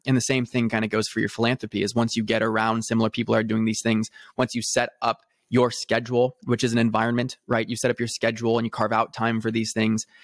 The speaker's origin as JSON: {"language": "English", "town": "Newport Beach", "region": "California", "country": "United States", "tie": "born or raised there", "said": "I grew up in a very affluent background, um, in Newport Beach, California"}